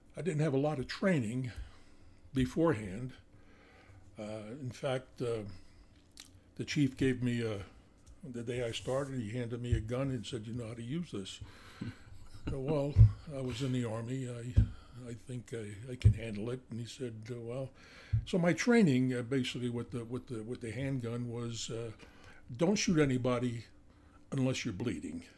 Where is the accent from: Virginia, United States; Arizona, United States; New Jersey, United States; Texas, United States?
New Jersey, United States; Northeast; accent: New Jersey; now in Montana, United States; I grew up in uh, uh, North North Jersey, Northeast Jersey, uh, probably about 20 to 25 miles out of the uh, uh, New York City